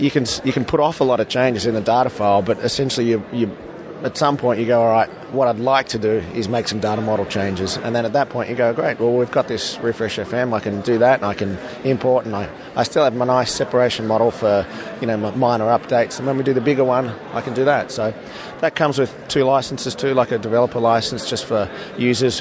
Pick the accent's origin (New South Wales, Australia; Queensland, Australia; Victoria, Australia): Victoria, Australia; Melbourne; we're from Melbourne, Australia.